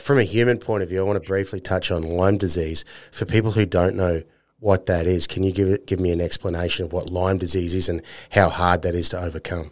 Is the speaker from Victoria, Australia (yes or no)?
no; North Queensland, Australia; I'm from North Queensland